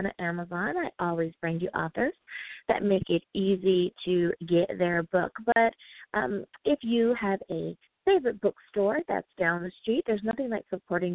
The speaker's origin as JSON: {"language": "English", "country": "United States", "said": "my home country, the United States of America"}